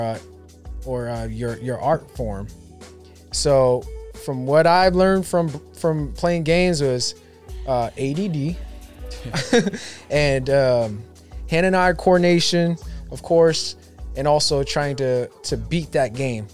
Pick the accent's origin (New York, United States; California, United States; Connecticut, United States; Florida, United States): California, United States; Sacramento; I grew up in Oak Park, which is like the hood of Sacramento, hood. right? South Sacramento